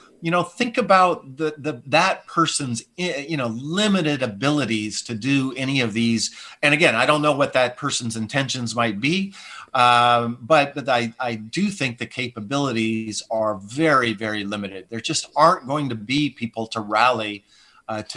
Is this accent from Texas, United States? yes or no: no; Montana, United States; now in California, United States; I'm from Montana